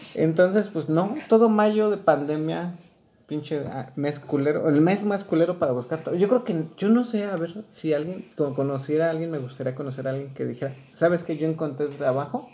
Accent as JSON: {"language": "Spanish", "town": "Chalco", "region": "State of Mexico", "country": "Mexico", "tie": "born or raised there", "moved": "yes", "lives_now": "Querétaro, Mexico", "said": "Yo, bueno, yo chilango, porque chilango, este, bueno, ni chilango, o sea, nací en Chalco."}